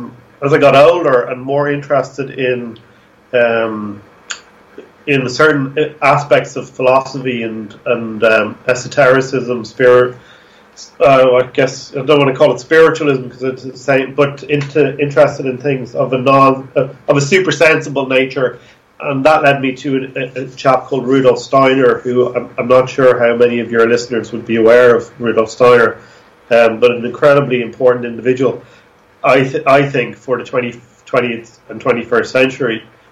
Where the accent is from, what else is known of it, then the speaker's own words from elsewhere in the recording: Dublin, Leinster, Ireland; Okay, well, I'm actually from Dublin, so you're still interviewing an East Coast.